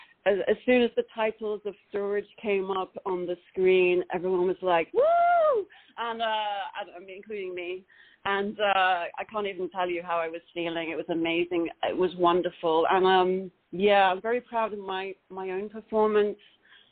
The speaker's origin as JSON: {"language": "English", "town": "Los Angeles", "region": "California", "country": "United States", "tie": "born or raised there", "said": "amazing seeing it on the big screen in the Lamley Theatre NoHo 7 in Los Angeles. and that's where my hometown is."}